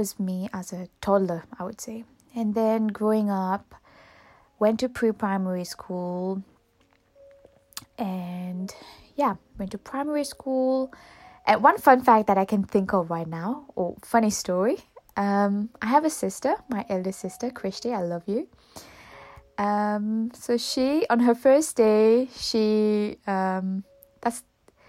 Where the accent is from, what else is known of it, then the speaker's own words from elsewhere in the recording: Mauritius; first language Mauritian Creole; English is a second language; moved away as an adult; also born or lived in Auckland, New Zealand; now in New Zealand; I am originally from Mauritius, and I'm born and raised in Mauritius.